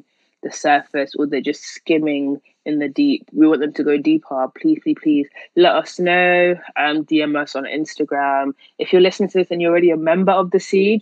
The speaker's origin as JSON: {"language": "English", "town": "Manchester", "region": "North West England", "country": "United Kingdom", "accent": "Manchester", "said": "my Manchester accent"}